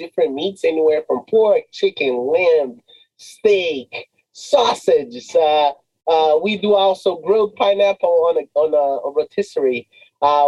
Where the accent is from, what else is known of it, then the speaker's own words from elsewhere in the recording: Rio de Janeiro, Brazil; moved away as an adult; also born or lived in Boston; now in Massachusetts, United States; growing up in Rio, you know, a lot of fun, a lot of partying, a lot of friends, a lot of good times